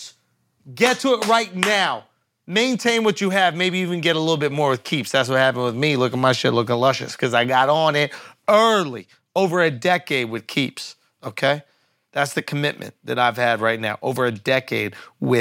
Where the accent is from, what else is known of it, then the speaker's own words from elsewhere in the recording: New York, United States; I'm a New Yorker through and through